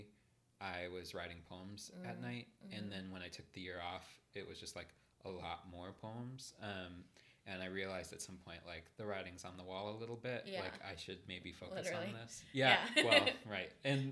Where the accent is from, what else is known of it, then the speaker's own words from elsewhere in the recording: Midwest, United States; moved away; being a Midwesterner and like a rural Midwesterner